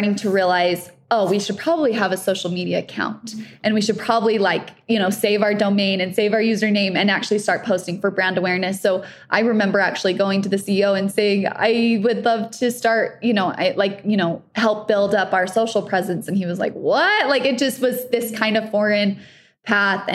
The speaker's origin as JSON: {"language": "English", "town": "Holladay", "region": "Utah", "country": "United States", "tie": "born or raised there", "said": "I grew up in Holiday. I went to Olympus High School"}